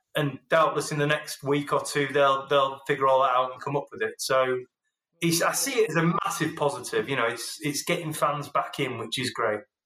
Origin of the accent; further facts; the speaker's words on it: Yorkshire and the Humber, United Kingdom; I'm a Yorkshireman who's half Scottish